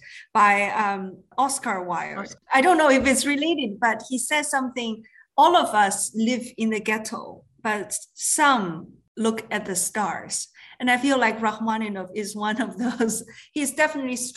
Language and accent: English; Guangdong, China; moved away; when I was young, growing up in China, in a city part of the Canton province across from Hong Kong